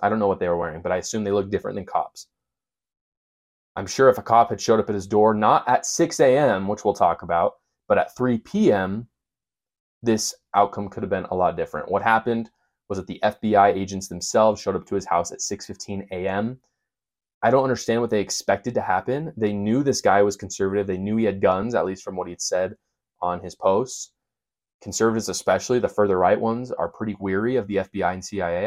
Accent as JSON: {"language": "English", "town": "Provo", "region": "Utah", "country": "United States", "tie": "born or raised there", "said": "I'm from Provo, Utah. I grew up there. I live there right now."}